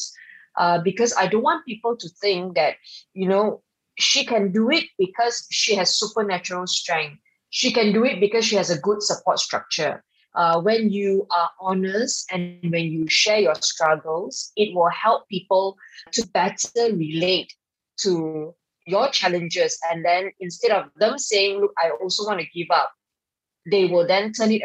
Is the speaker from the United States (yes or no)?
no; Subang Jaya, Selangor, Malaysia; when I was offered to run for the state seat of Subang Jaya, my hometown